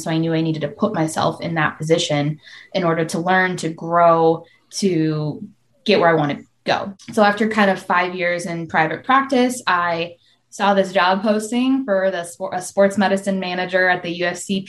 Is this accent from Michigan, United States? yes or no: yes; Michigan, United States; moved away as an adult; also born or lived in Florida; my background, I grew up in Michigan.